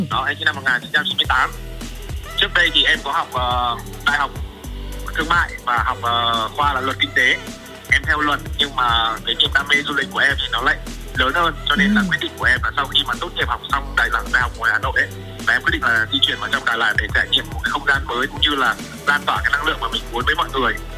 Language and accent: Vietnamese; Nam Định, Vietnam; now in Da Lat, Vietnam; em là người miền Bắc và là ừ. đặc trưng của người miền Bắc luôn là quê em ở Nam Định